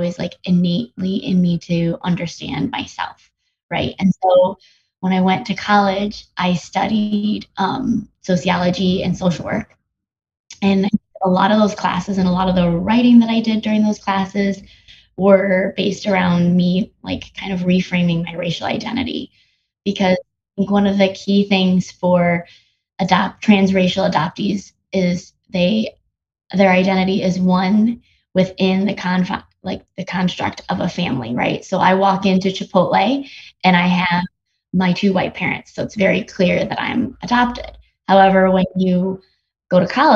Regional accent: United States; born or raised there; also born or lived in South Korea

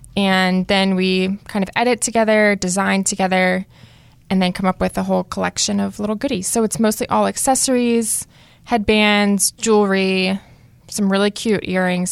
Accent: Cary, North Carolina, United States; also born or lived in Fuquay-Varina, North Carolina; I grew up here in Cary, North Carolina. I'm now living in Fuquay

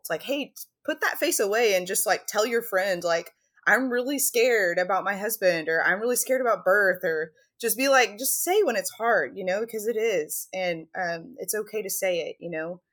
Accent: Texas, United States; moved away as an adult; now in Alaska, United States; I grew up in Texas. I live in Alaska

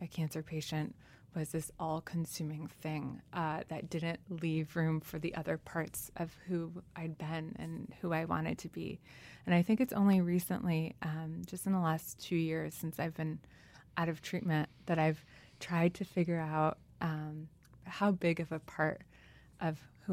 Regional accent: New York, United States; first language French; English is a second language; also born or lived in Switzerland / Tunisia; they ask me where I'm from, and I'll say New York

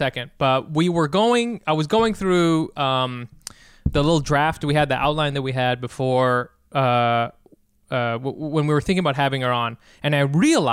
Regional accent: United States; I'm from America

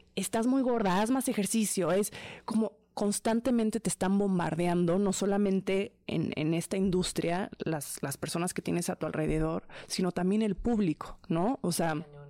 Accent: Mexico; soy mexicana

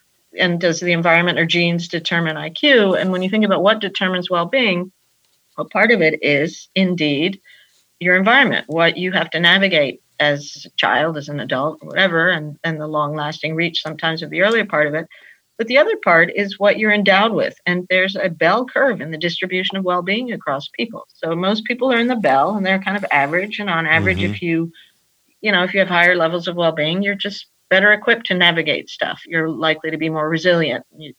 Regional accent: Peru; also born or lived in United States; I'm from Peru, as I think I mentioned to you. Mm-hmm. Grew up between the United States and Peru

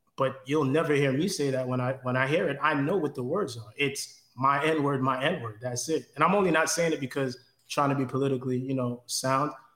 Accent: New York City, New York, United States; Growing up in New York

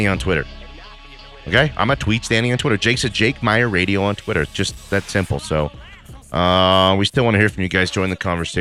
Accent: Denver, Colorado, United States; we're from Denver, Colorado

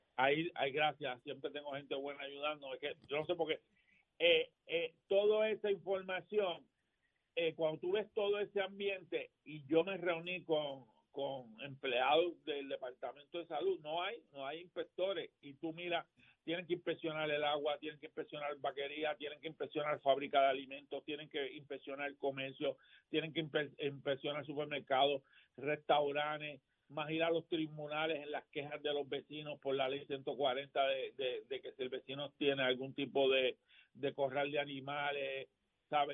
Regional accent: Gurabo, Puerto Rico; regreso a mi pueblo siempre

